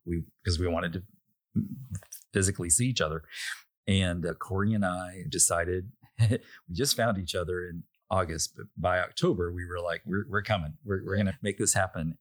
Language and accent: English; Little Rock, Arkansas, United States; I was born in Little Rock